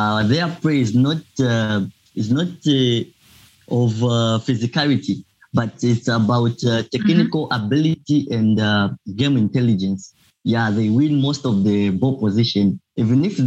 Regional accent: Zambia; moved away as an adult; now in Obninsk, Russia; I am from Zambia

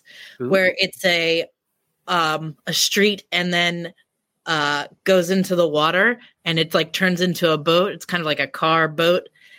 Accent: Woodward, Pennsylvania, United States; now in Virginia, United States; So I grew up in Center County in a tiny little valley town called Woodward, Pennsylvania. In basically the middle of nowhere, right in the middle. It is also close to what many people would know as State College and the Penn State area.

